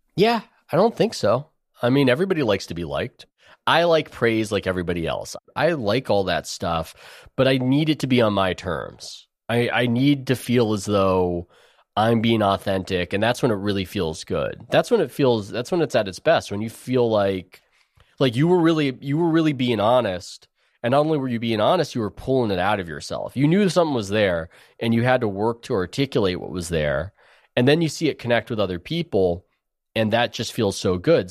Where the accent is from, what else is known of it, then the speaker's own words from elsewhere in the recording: San Diego, California, United States; I grew up in San Diego